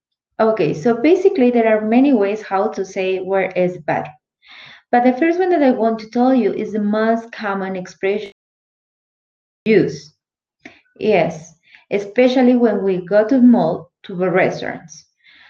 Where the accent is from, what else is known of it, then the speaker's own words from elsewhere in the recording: Mexico; first language Spanish; English is a second language; I'm from Mexico, and my mother tongue is Spanish